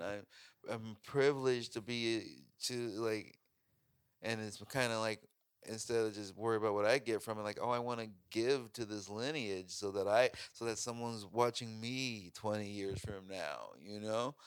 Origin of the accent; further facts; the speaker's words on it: Chicago, Illinois, United States; moved away; also born or lived in Oregon; I grew up in Chicago, but I never felt like I belonged in Chicago.